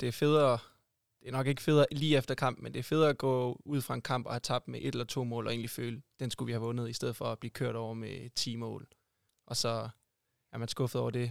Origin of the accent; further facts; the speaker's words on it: Sønderborg, Southern Denmark, Denmark; moved away; also born or lived in Odense; jeg er oprindelig sønderjyde